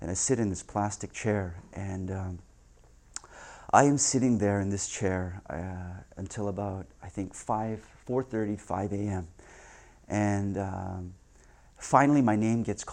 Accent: Vancouver, British Columbia, Canada; moved away; I'm from Vancouver

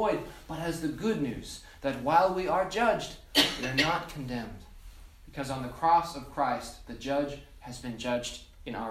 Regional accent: North Dakota, United States; sitting around the tree with my brothers and cousins growing up in North Dakota

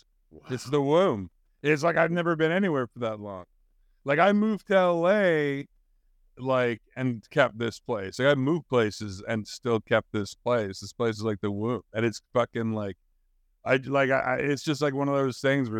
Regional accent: Canada; I'm a Canadian.

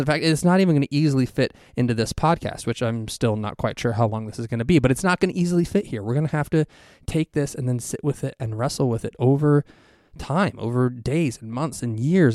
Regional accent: Ohio, United States; moved away as an adult; now in Texas, United States; We're both from Ohio originally

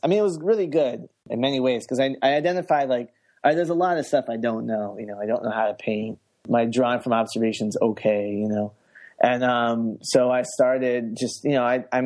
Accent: United States; I grew up outside the Washington, D.C. area.

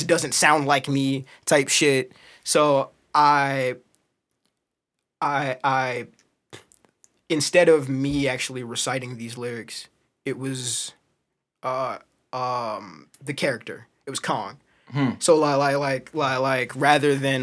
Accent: St. Louis, Missouri, United States; first off, I was born here. Mm-hmm. I spent a majority of my life here.

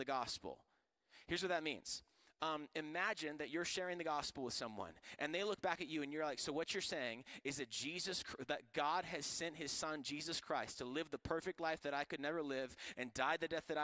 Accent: Florida, United States; I'm from Florida, and on golf courses, we deal with alligators

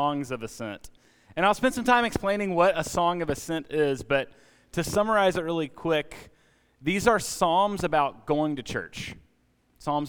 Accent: Alabama, United States; now in Atlanta, United States; I grew up in Alabama

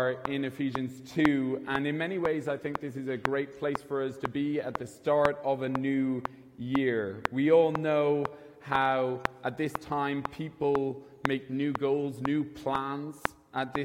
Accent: Kilkenny, Leinster, Ireland; now in Dublin, Ireland; I'm originally from Kilkenny. I'm not from Dublin.

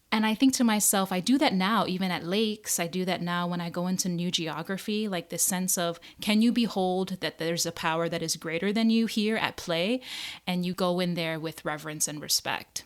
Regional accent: Hawaii, United States; moved away as an adult; now in New Jersey, United States; growing up in Hawaii

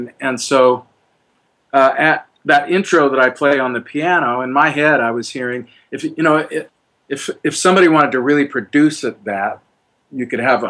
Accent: Oregon, United States; growing up in Oregon

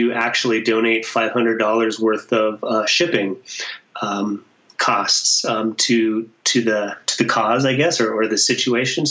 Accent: Montana, United States; now in Denver, United States; I grew up in Montana, a Montana boy

